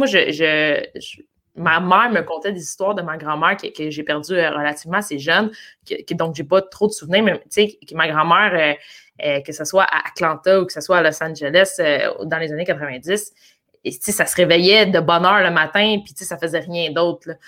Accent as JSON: {"language": "French", "country": "Canada"}